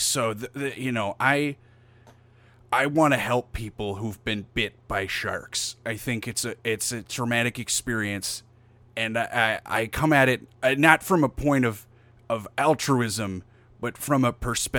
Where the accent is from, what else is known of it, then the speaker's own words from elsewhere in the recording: United States; now in Australia; I am from America, West... And I decided to celebrate Thanksgiving independently